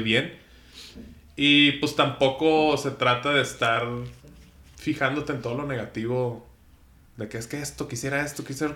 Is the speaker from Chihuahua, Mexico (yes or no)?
yes; Ciudad Juárez, Chihuahua, Mexico; yo soy de Ciudad Juárez